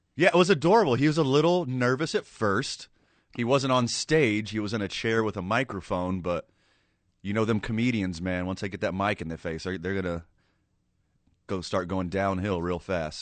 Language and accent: English; right outside of Houston, Texas, United States; I'm from right outside of Houston, Texas